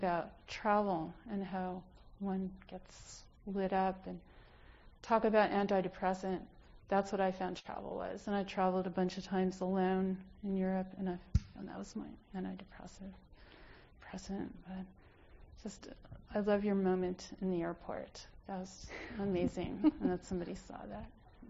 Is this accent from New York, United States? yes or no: yes; New York, United States; moved away; being a New Yorker